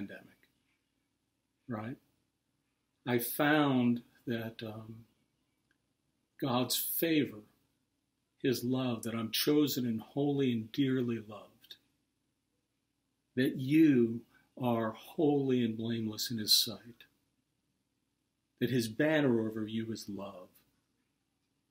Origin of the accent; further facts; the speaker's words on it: Pittsburgh, Pennsylvania, United States; moved away; I'm from Pittsburgh